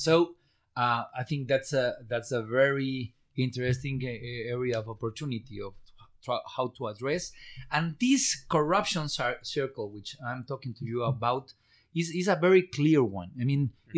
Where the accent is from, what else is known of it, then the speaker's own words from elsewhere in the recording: Guerrero, Mexico; English is a second language; I'm from state of Guerrero